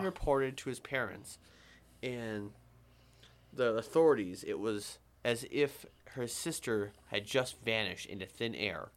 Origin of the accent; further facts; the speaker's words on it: Vermont, United States; We have an accent by region of our fucking whole state, south to north. If you go sou-, southern Vermont